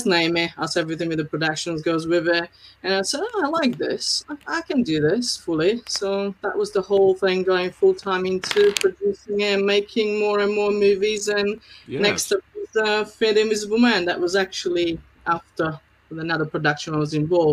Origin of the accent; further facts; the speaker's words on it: Slovakia; English is a second language; moved away as an adult; also born or lived in Malta; now in United Kingdom; I'm from Slovakia originally, born in Czechoslovakia and came to UK in 2002